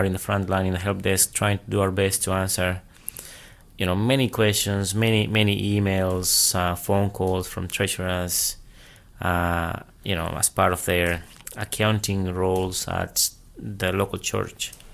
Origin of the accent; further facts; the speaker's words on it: Peru; moved away as an adult; now in Australia; I'm from Peru, South America. I came here to Australia when I was 19.